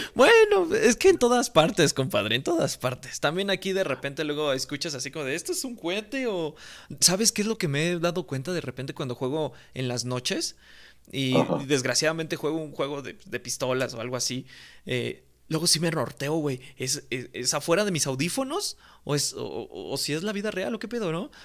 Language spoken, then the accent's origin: Spanish; Mexico; aquí en mi país